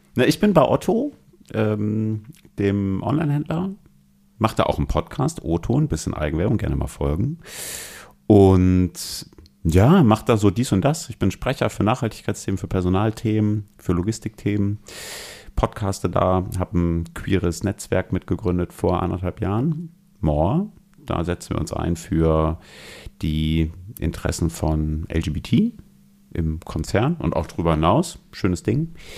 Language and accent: German; Bremen, Germany; moved away as an adult; now in Hamburg, Germany; Ich komme aus Bremen